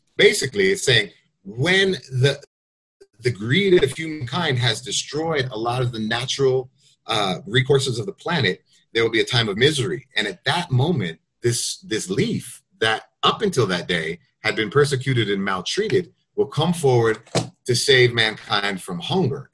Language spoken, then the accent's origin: English; United States; I'm from the United States